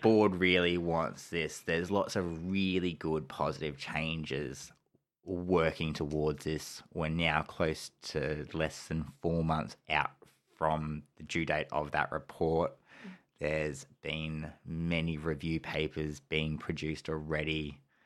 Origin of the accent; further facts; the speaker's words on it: Geelong, Victoria, Australia; it's my hometown